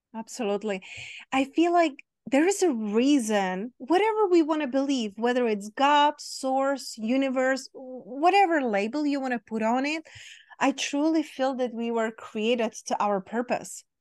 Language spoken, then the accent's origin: English; Czechia; now in Las Vegas, United States; I grew up in Czech Republic, in very small town, very small country